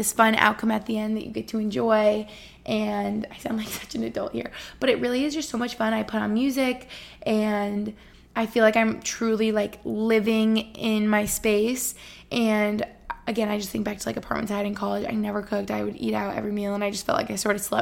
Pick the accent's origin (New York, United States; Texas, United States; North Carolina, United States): New York, United States; Albany; also born or lived in Boston; now in Allentown, United States; Albany, New York, where I grew up